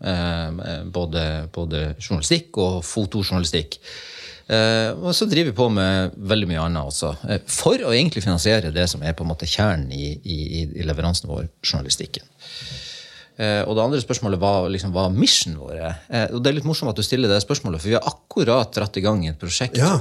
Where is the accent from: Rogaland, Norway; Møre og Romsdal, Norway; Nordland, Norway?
Nordland, Norway; Lofoten; Jeg kommer jo fra Lofoten. Jeg, jo, jeg bruker, bruker litt sånn slevete sagt si at jeg, jeg, jeg vokste opp i fjæresteinene